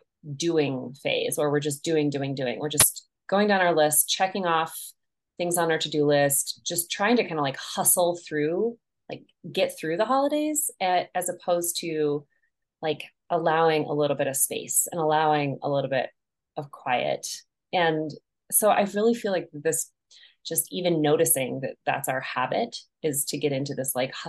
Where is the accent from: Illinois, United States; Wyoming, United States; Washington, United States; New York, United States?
Wyoming, United States; Crowheart; moved away as an adult; now in Montana, United States; I'm based in Montana now, but I was originally born in Wyoming and lived there for most of my life, really. I grew up in Crowheart